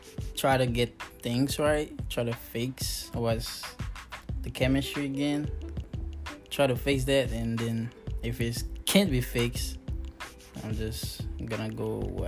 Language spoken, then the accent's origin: English; Florida, United States; moved away as an adult; now in New York City, United States; I'm from Florida. I just moved here about 3 months ago.